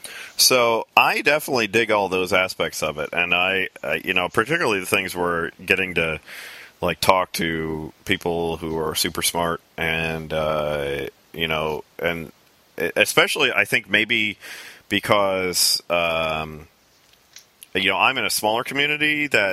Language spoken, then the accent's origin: English; South Bend, Indiana, United States; moved away as an adult; now in Lafayette, United States; because I was from South Bend, which is very different than really the rest of Indiana.